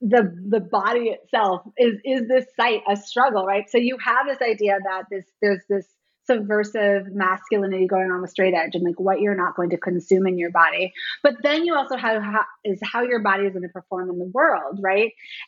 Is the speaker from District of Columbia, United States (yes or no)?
yes; Washington, District of Columbia, United States; I was a little too young for the hardcore scene here in DC. I grew up more on …, you know, …'s later band